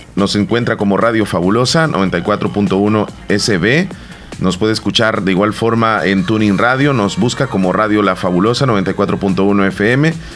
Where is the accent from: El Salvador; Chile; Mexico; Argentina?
El Salvador; como buenos salvadoreños